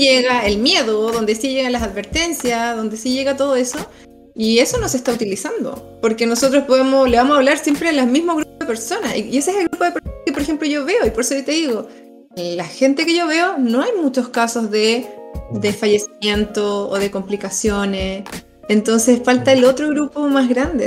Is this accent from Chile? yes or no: yes; Chile